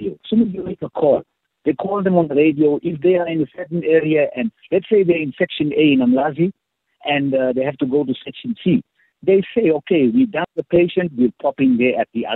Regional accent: Durban, KwaZulu-Natal, South Africa; I'm from Durban, Natal.

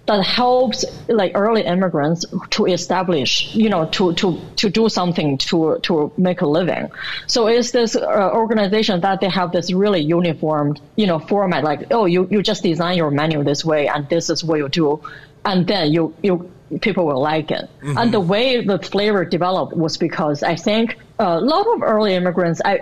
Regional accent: China; now in United States; growing up in China

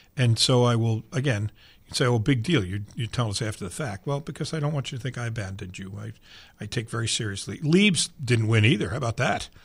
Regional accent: New York, United States; now in Louisville, United States; I grew up in New York where I rooted for whatever teams I did

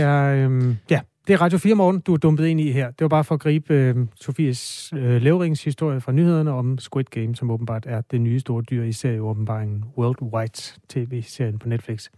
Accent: Denmark; jeg er også fra Danmark, hvor vi underspiller alle følelser

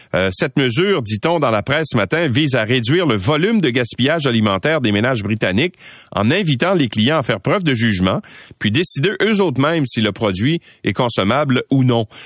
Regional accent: Quebec, Canada; chez nous au Québec

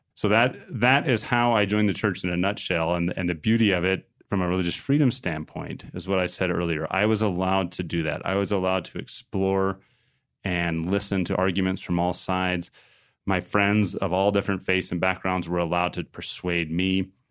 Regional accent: New Mexico, United States; grew up in a home in a little town in New Mexico.

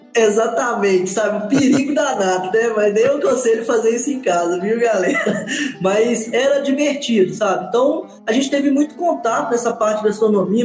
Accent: Manhuaçu, Minas Gerais, Brazil; eu tive sorte de nascer em Manhuaçu, em Minas Gerais, que e numa terra de café, então eu na, cresci na Avenida Barão do Rio Branco, em Manhuaçu

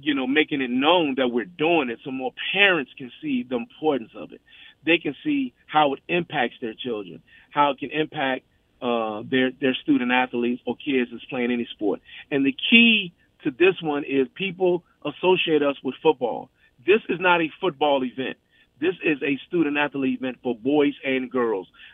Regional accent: Virginia, United States; moved away; I just continue to be excited about my hometown. You know, I've always been in love with my hometown

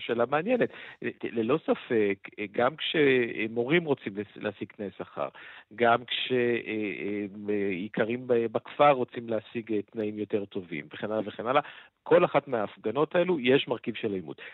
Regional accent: France; moved away; אני גדלתי ב... בעיר פרברים כזאת

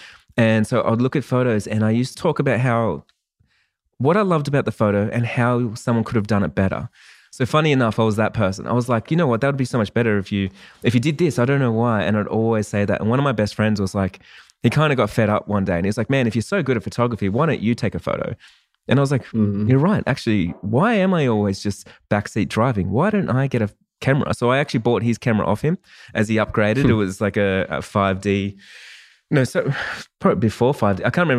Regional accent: Australia; I'm actually an Australian wedding photographer.

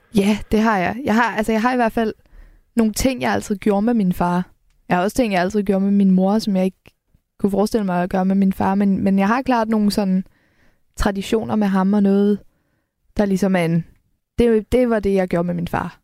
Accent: Helsingør, Capital Region of Denmark, Denmark; jeg kommer fra Helsingør, så det, det er meget en havneby

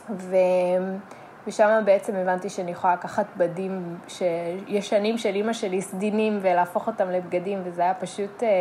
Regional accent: Modiin-Maccabim-Re'ut, Central District, Israel; גדלתי ברעות, שזה יישוב אה, קטן ליד אה, מודיעין.

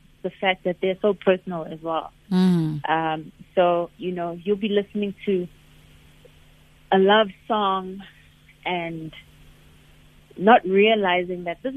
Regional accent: Pretoria, Gauteng, South Africa; born or raised there

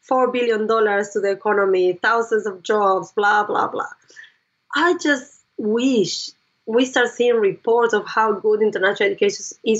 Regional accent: Argentina; now in Australia; everyone knows she speaks Spanish and everyone knows that we are the Argentinians.

